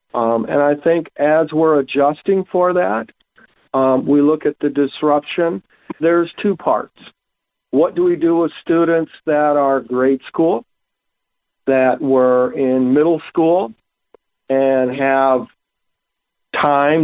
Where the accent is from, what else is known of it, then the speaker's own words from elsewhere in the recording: Pierre, South Dakota, United States; I grew up in Pierre.